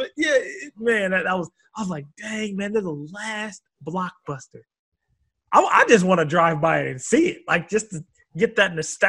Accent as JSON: {"language": "English", "region": "Oregon", "country": "United States", "tie": "born or raised there", "moved": "yes", "said": "It's in Bend, Oregon. Oh, shit. Yeah, it's from my home state."}